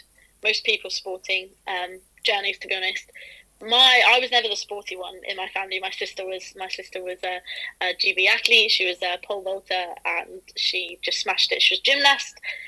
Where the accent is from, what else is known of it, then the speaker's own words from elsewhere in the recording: Peterborough, East of England, United Kingdom; also born or lived in Hertfordshire; now in Hitchin, United Kingdom; I went to school in Peterborough